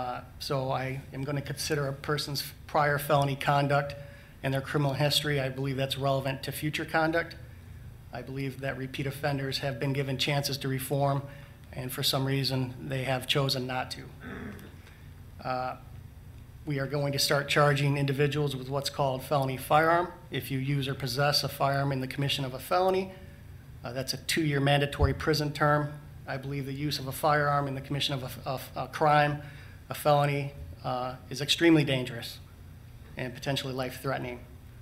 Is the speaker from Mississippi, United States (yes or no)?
no; St. Joseph, Michigan, United States; also born or lived in Columbia, South Carolina / Ingham County, Michigan; So I grew up in St. Joseph, Michigan, attended St. Joseph High School, graduated in 1988.